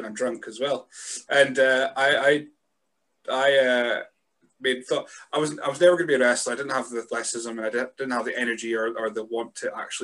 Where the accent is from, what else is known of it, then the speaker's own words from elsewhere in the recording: Scotland, United Kingdom; as a Scot